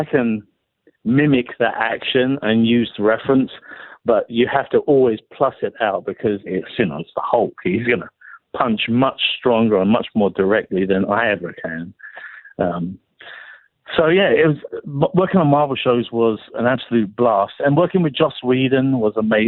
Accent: England, United Kingdom; being English

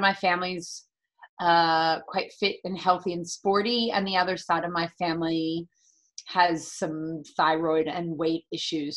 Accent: San Francisco, California, United States; moved away; also born or lived in San Diego; I'm born and raised in the San Francisco area

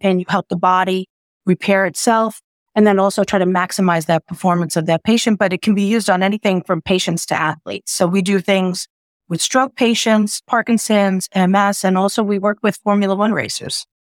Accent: New York City, New York, United States; also born or lived in central New Jersey; now in New Jersey, United States; I'm a New Yorker because once you're born there, grow up there, I'm just a New Yorker living in the suburbs

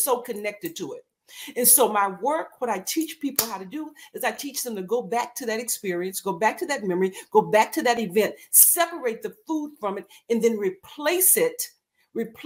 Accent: Texas, United States; I grew up in Texas, in the country.

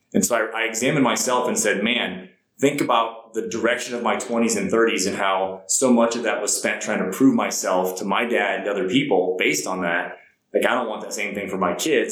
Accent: Ohio, United States; moved away as an adult; also born or lived in South Carolina; I grew up in a small town in Ohio

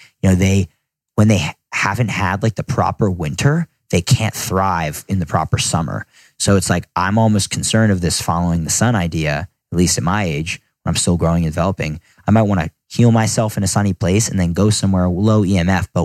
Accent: United States; also born or lived in Ireland (ancestry); now in London, United Kingdom; I have an American passport because I'm American, but I also have an Irish passport because my grandma's from Dublin

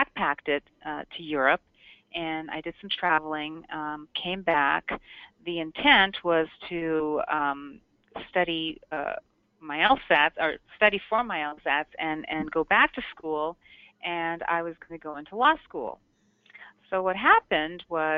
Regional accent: Toronto, Ontario, Canada; now in Scottsdale, United States; I was born and raised in Toronto

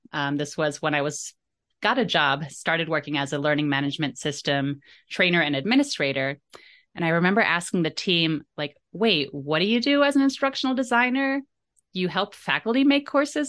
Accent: Jersey Shore, New Jersey, United States; I grew up on the Jersey Shore

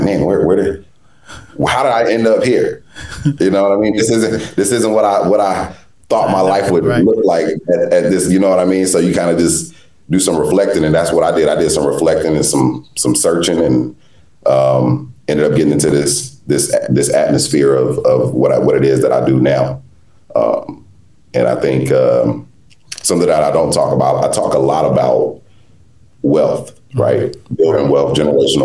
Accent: South Carolina, United States; I grew up in South Carolina, raised by my grandmother

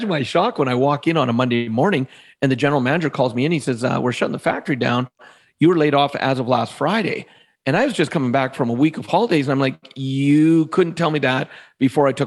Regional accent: Alberta, Canada; where I grew up in Alberta in Canada, it's very in-the-box thinking.

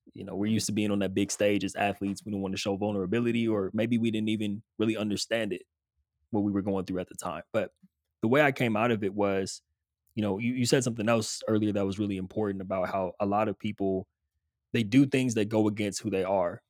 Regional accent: Southern California, United States; moved away as an adult; grew up in Southern California

